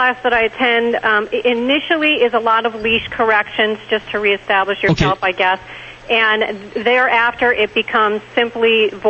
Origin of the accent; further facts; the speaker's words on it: Wisconsin, United States; now in Florida, United States; I'm in Florida now, but I'm from Wisconsin originally, which is what my accent is. But I'm in Florida here in the blistering heat.